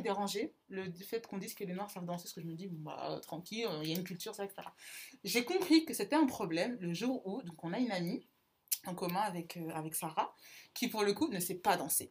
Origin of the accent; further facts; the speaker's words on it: Centre region, Centre-Val de Loire, France; je viens de la région centre